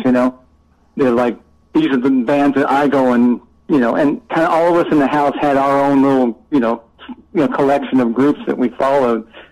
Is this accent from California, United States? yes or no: yes; Southern California, United States; I grew up in Southern California